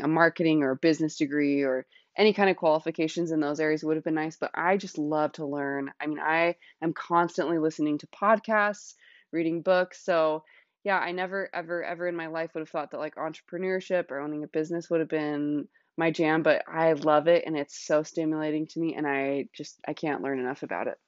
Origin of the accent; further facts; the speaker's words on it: Salt Lake City, Utah, United States; moved away as an adult; now in Washington State, United States; I am from Salt Lake City, Utah. That's where I grew up